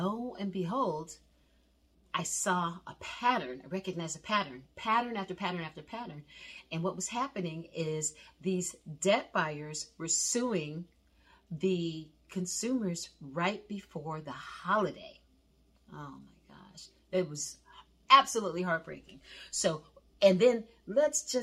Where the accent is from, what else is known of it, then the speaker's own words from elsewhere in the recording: East Coast, United States; now in Southern California, United States; I'm originally from the East Coast